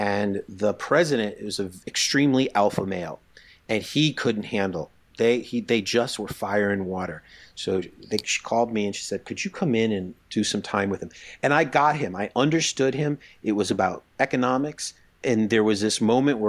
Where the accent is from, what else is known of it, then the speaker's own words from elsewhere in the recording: East Coast, United States; I grew up in the East Coast